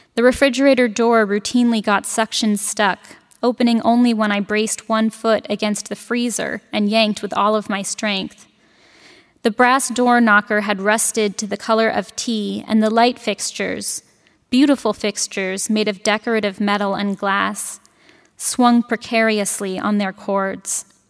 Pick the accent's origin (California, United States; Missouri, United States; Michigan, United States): California, United States; San Francisco; now in Madison, United States; I'm from San Francisco